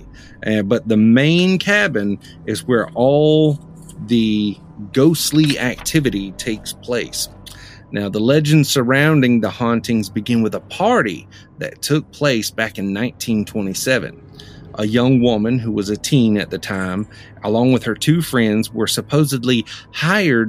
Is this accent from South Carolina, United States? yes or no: yes; South Carolina, United States; my home state, South Carolina